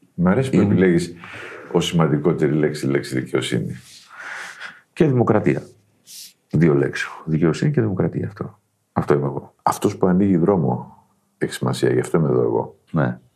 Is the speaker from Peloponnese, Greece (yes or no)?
no; Kozani area, Western Macedonia, Greece; Από εδώ τον τόπο μου.